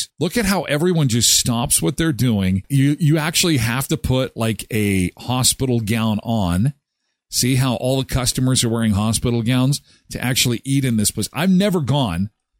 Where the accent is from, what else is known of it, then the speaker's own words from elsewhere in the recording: Canada; I'm Canadian. I get free healthcare.